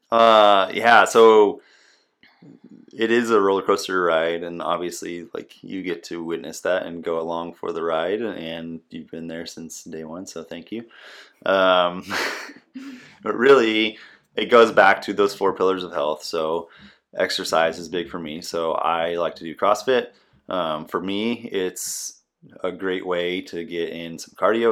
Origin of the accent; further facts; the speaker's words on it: Nebraska, United States; moved away as an adult; also born or lived in Washington State / Okinawa, Japan; now in Des Moines, United States; I'm originally from Nebraska